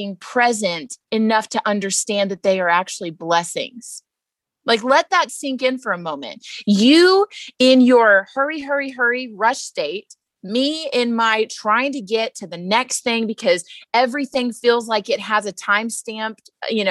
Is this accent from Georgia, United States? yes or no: no; Texas, United States; moved away; I'm also from Texas